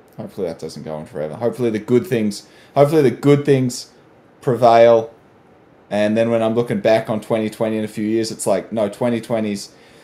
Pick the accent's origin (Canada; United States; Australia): Australia; I'm Australian